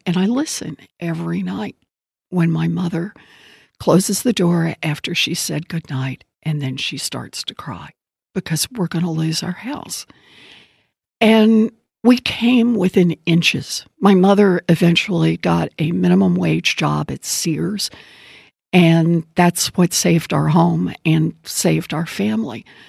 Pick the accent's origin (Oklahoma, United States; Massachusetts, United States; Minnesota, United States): Oklahoma, United States; I grew up out in Oklahoma and uh, born and raised there.